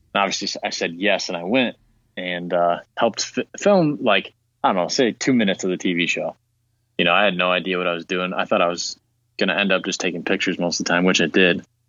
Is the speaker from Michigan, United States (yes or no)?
yes; Lansing, Michigan, United States; moved away as an adult; now in Traverse City, United States; I grew up in Lansing